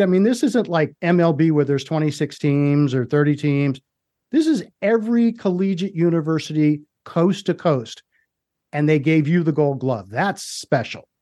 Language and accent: English; Washington DC area, District of Columbia, United States; I grew up in the Washington DC area